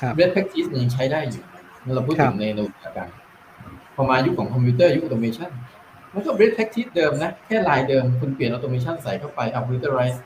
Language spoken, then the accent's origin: Thai; Thailand; also born or lived in Singapore; ก็ก็ขอ Early Retire ออกมาเพื่อจะกลับมาช่วยบ้านเกิด